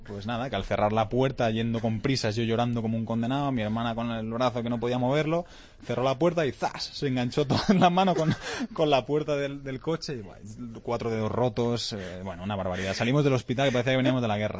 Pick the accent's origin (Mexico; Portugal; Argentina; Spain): Spain; Lleida, Catalonia; Yo soy catalán, eh, me siento muy orgulloso de, ser catalán y quiero muchísimo a mi tierra, a Lleida, a Cataluña